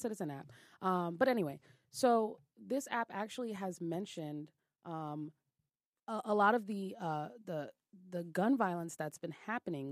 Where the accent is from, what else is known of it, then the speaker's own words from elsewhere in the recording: New York City, New York, United States; I'm from Brooklyn